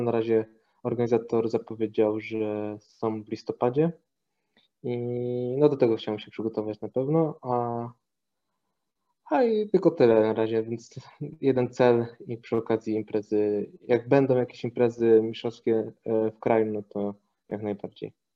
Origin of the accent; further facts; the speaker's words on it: Toruń, Kuyavian-Pomeranian Voivodeship, Poland; moved away as an adult; also born or lived in Ostrowiec; now in Poznań, Poland; w sumie to urodziłem się w Ostrowcu, pochodzę z Torunia, a obecnie mieszkam w Poznaniu od dobrych paru lat